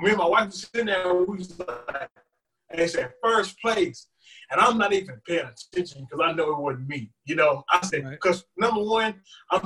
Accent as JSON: {"language": "English", "town": "Huntsville", "region": "Texas", "country": "United States", "said": "I'm from Huntsville, Texas"}